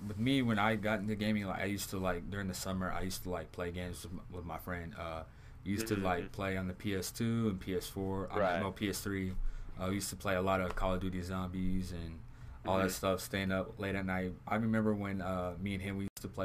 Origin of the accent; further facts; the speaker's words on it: Southern California, United States; I'm from Southern California